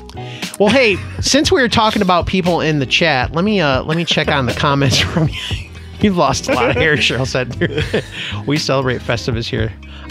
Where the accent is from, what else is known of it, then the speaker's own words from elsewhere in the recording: United States; because I'm American.